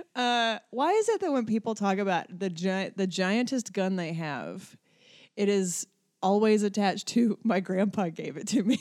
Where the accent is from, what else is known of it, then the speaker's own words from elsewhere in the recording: Black Mountain, North Carolina, United States; moved away; I also grew up in probably what is the most liberal, little tiny, like, hole of liberalism in North Carolina